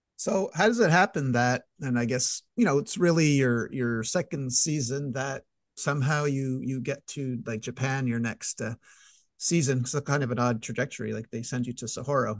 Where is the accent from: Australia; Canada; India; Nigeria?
Canada; I'm, I'm Canadian